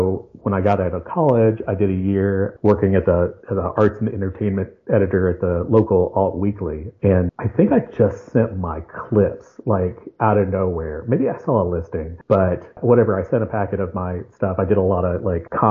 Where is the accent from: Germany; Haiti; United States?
United States; Lexington, Kentucky; moved away as an adult; also born or lived in Congers, New York; I grew up in Lexington, Kentucky